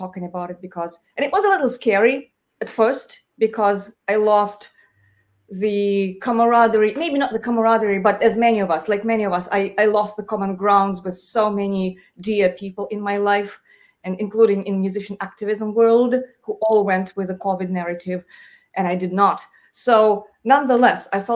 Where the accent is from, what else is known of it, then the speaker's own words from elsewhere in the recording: Moscow, Russia; moved away as an adult; now in United States; I was born and raised in Moscow